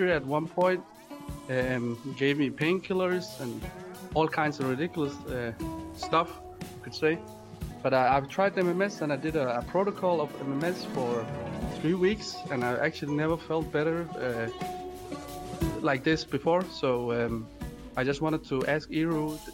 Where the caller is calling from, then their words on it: Denmark; I'm actually calling from Europe, from Denmark